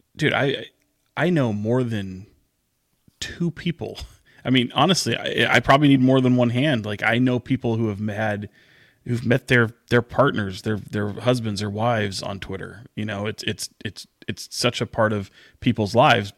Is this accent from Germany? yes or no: no; Sacramento, California, United States; I'm born and raised in Sacramento